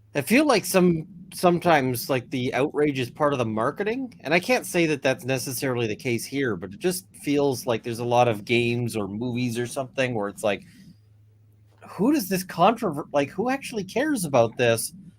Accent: Canada; as a Canadian

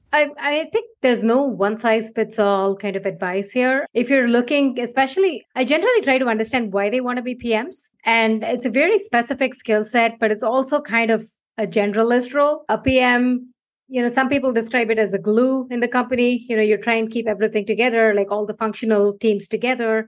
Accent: India; moved away as an adult; now in United States; I moved from India over 15 years ago now.

